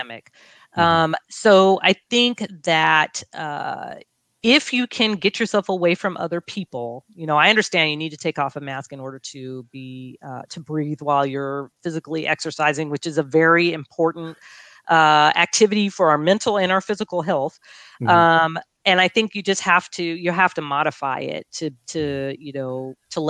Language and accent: English; Long Beach, California, United States; growing up in Long Beach, you know, and doing my medical residency in Long Beach and graduating high school in Long Beach